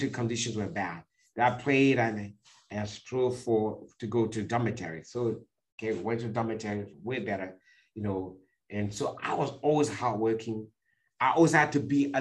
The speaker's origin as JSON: {"language": "English", "country": "Cameroon", "tie": "born or raised there", "moved": "yes", "said": "I was born in Cameroon in a village, you know, where even up to today, homes don't have running water"}